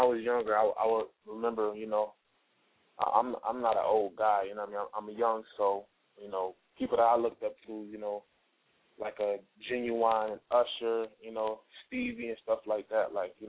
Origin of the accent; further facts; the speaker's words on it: Rochester, New York, United States; moved away as an adult; now in Atlanta, United States; I'm from Rochester, New York, upstate New York. It's near Buffalo, but that's where I'm from, the Rock Town. Shout out to the Rock Town. That's my hometown